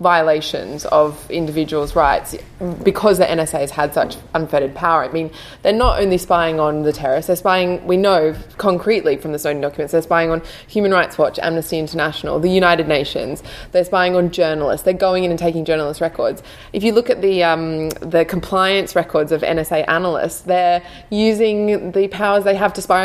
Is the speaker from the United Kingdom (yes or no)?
no; Queensland, Australia; I'm from Queensland